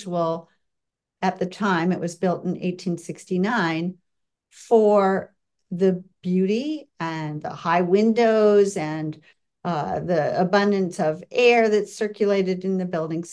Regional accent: Des Moines, Iowa, United States; born or raised there; also born or lived in Marshalltown, Iowa / Cedar Rapids, Iowa / Davenport, Iowa / Bettendorf, Iowa; now in Washington, D.C., United States

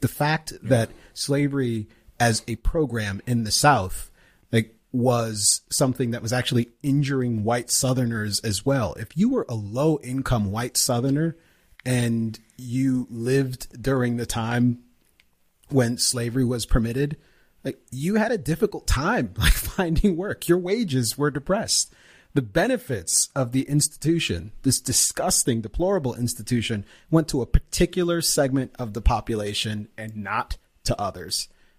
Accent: Jamaica; I can't have an opinion on it in public because I'm Jamaican.

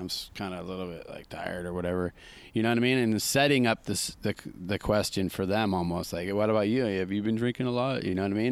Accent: Santa Cruz, California, United States; how I was brought up in Santa Cruz with Vince Collier and all those

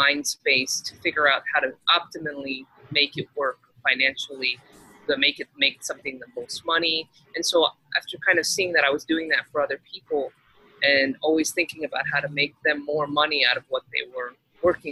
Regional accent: Texas, United States; moved away; I grew up in Texas

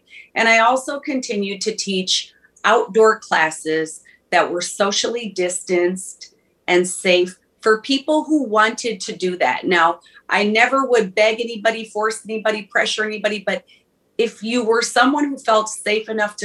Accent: Minneapolis, Minnesota, United States; I'm from Minneapolis

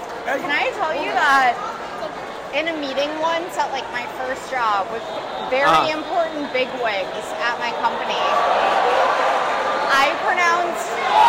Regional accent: Cincinnati, Ohio, United States; also born or lived in Boston; even though I grew up in Cincinnati and I come from, like, three generations of Cincinnatians, my parents briefly lived in Boston when me and my sister were born.

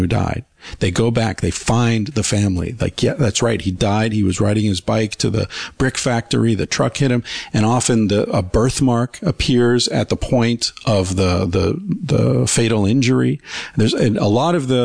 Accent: Beaver Falls, Pennsylvania, United States; I popped up in Beaver Falls, Pennsylvania

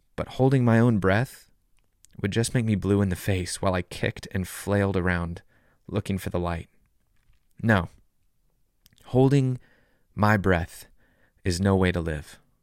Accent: Southern California, United States; When I was a kid growing up in Southern California, I'd go body surfing in Malibu every summer

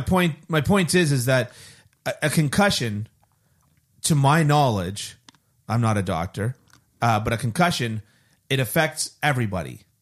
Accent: Canada; as a Canadian, as a born and raised Canadian

